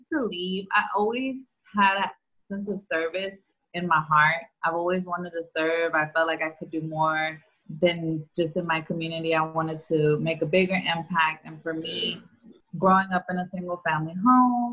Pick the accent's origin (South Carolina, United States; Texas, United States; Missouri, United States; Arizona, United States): Texas, United States; Houston; being Mexican Americans here in Houston